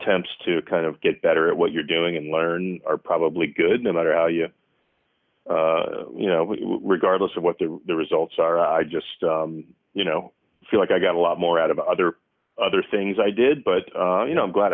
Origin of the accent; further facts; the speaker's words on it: Virginia Beach, Virginia, United States; I'm from Virginia Beach